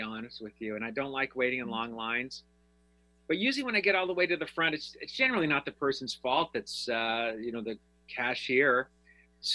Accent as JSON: {"language": "English", "town": "Denver", "region": "Colorado", "country": "United States", "moved": "yes", "said": "I'm from Denver originally"}